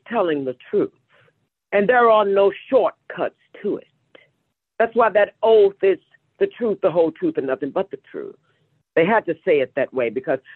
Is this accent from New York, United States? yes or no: no; Kinloch, Missouri, United States; born or raised there